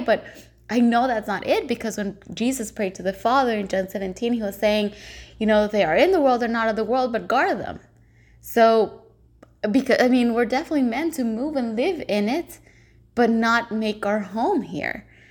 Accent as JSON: {"language": "English", "country": "El Salvador", "moved": "as an adult", "lives_now": "Vancouver, Canada", "said": "I'm originally from El Salvador, but I've been here for the past seven and a half years"}